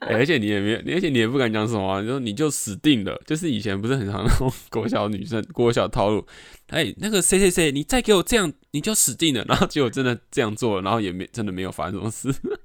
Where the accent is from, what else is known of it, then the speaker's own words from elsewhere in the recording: Taiwan; 所以小时候就对台湾就是为什么要生在这个地方